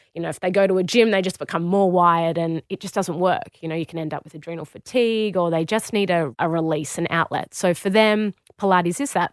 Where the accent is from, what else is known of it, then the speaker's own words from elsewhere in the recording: Australia; moved away as an adult; also born or lived in Warrington, United Kingdom; I walked in as an Australian